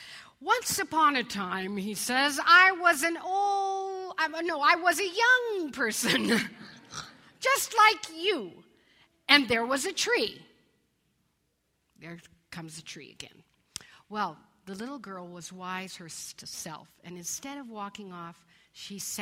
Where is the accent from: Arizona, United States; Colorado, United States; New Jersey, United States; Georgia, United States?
Colorado, United States; When I was a kid growing up in Colorado